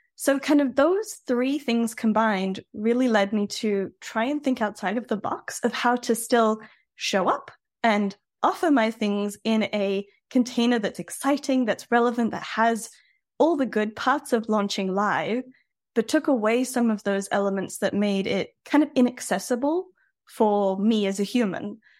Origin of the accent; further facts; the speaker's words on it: Australia; now in France; I'm an Aussie originally